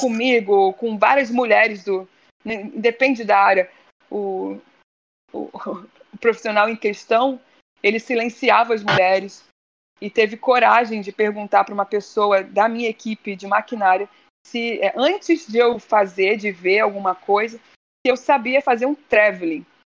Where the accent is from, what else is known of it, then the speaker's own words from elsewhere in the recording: Rio de Janeiro, Brazil; cresci na Penha, Penha, Penha, subúrbio do Rio, depois fui para Tijuca. Eu nasci na Tijuca